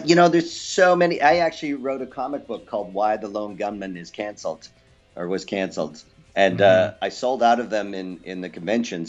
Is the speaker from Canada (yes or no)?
yes; Canada; moved away as an adult; also born or lived in Los Angeles, United States; now in Australia; Originally, I'm from Canada, and then moved to uh, Los Angeles for a number of years, and now I live in Australia.